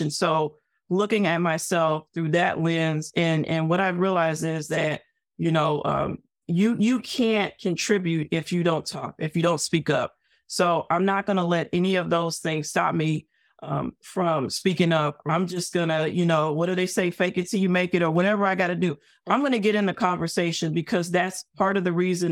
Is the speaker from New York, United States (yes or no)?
no; Arkansas, United States; I came from the South. I'm from Arkansas. The Ku Klux Klan headquarters is two hours away from my hometown, literally